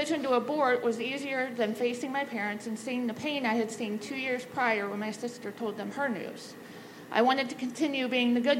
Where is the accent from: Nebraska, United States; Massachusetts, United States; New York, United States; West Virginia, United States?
Nebraska, United States; Omaha; I grew up in Omaha and attended the same Lutheran church through high school.